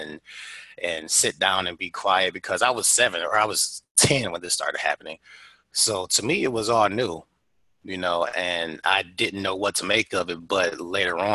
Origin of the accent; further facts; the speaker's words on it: Detroit, Michigan, United States; moved away; I grew up in Detroit, and this was a time where looking the way that I look was enough to get you bullied